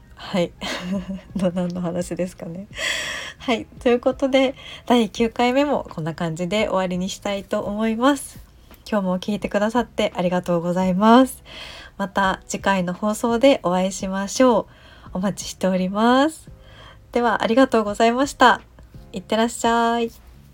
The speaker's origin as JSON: {"language": "Japanese", "region": "Chiba", "country": "Japan", "tie": "born or raised there", "moved": "as an adult", "lives_now": "Fukuoka, Japan", "said": "私が出身が千葉県であのずっと千葉県で千葉県から引っ越さずに住んでいてその10年前ぐらいに福岡に来たので"}